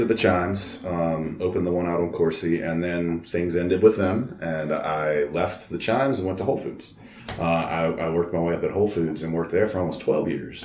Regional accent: Baton Rouge, Louisiana, United States; I'm a guy from Baton Rouge

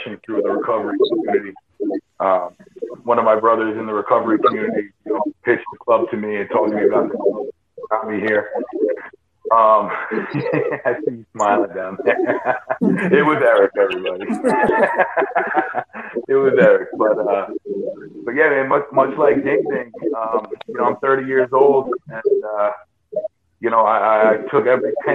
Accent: New York, United States; I'm from New York

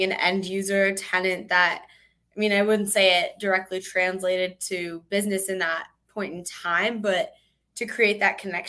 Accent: Wisconsin, United States; moved away as an adult; now in Charleston, United States; I'm not from Charleston. I'm actually from Wisconsin

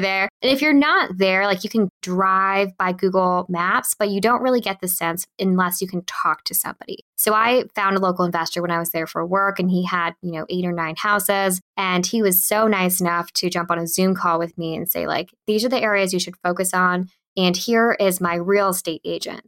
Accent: Bay Area, California, United States; Born and raised in the Bay Area. So I lived in a small town south of San Francisco

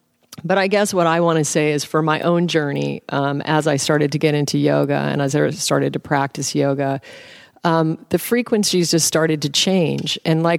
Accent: Alaska, United States; now, I was raised in Alaska. My dad is a game hunter. He's a hunter, a bush pilot hunter. I grew up on caribou tacos and moose meat and salmon.

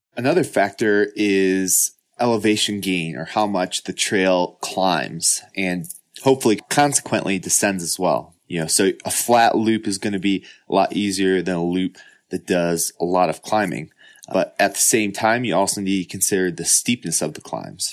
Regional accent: Midwest, United States; I grew up in the Midwest

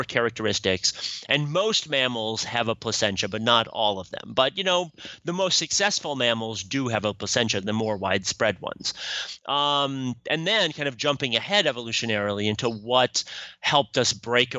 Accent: Sioux Falls, South Dakota, United States; my hometown of Sioux Falls, South Dakota

